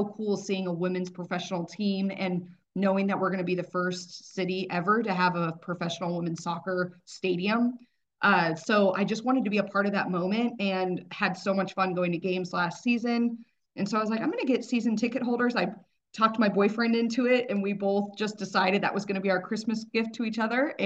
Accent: Overland Park, Kansas, United States; also born or lived in Dallas; now in Kansas City, United States; I grew up in Overland Park area.

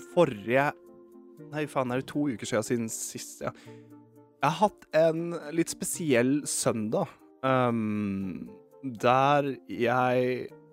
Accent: Eastern Norway, Norway; accent: Østlandsdialekt (Eastern Norwegian); min dialekt, da. Østlandsdialekt

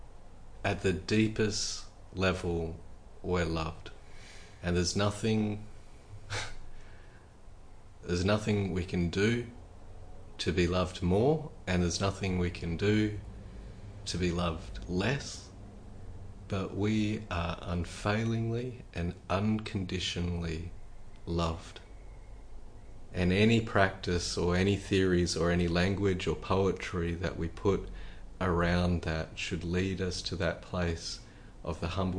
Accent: Australia; I'm Australian

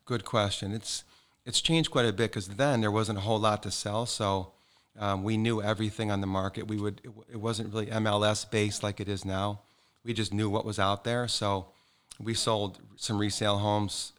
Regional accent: Calumet City, Illinois, United States; also born or lived in East Side, Chicago, Illinois; now in Naples, United States; I was born and raised in Calumet City, Illinois

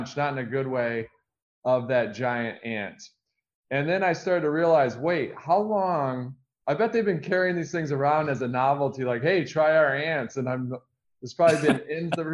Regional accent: Michigan, United States; I grew up in the Midwest in Michigan.

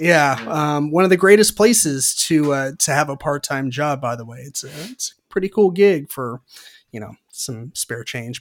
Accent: Santa Rosa, California, United States; in Santa Rosa, which is where I grew up in California

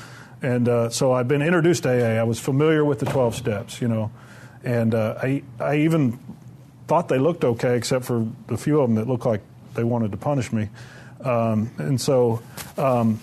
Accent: Murfreesboro, Tennessee, United States; I'm from Murfreesboro

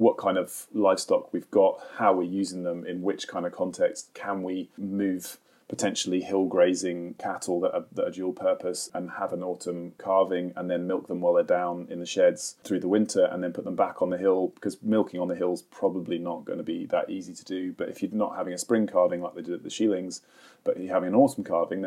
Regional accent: Suffolk, East of England, United Kingdom; now in Highlands, United Kingdom; I grew up in Suffolk

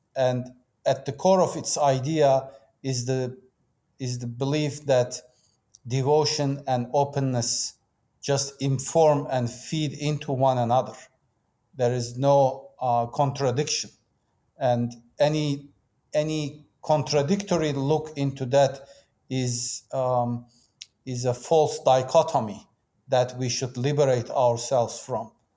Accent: Turkey; moved away as an adult; also born or lived in Istanbul; I was born and raised in Turkey

